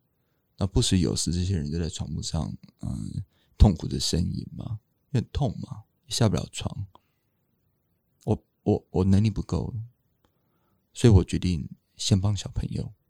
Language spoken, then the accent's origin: Chinese; Taiwan; 而且更重要的是，我们台湾人不是很喜欢喵喵跟汪汪吗？